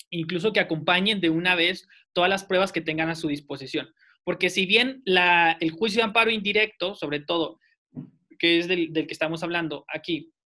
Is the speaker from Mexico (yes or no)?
yes; Saltillo, Coahuila, Mexico; yo soy de Saltillo, residente en la ciudad de Saltillo, con domicilio en Saltillo